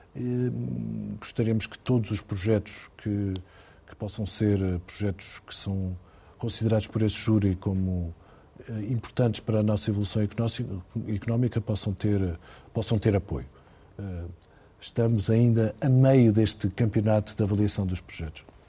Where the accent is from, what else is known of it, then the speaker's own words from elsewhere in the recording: Ponte de Sor, Alentejo, Portugal; Fui onde nasci, dentro de uma fábrica de cortiça